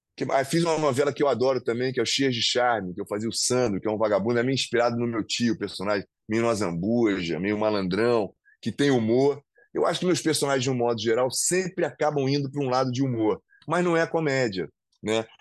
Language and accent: Portuguese; Rio de Janeiro, Brazil; Eu amo o Rio de Janeiro, sou carioca, né? Vou continuar morando aqui